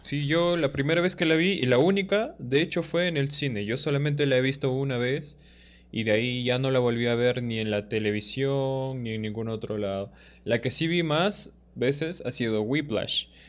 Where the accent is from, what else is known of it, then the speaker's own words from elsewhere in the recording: Cajamarca, Peru; soy de Cajamarca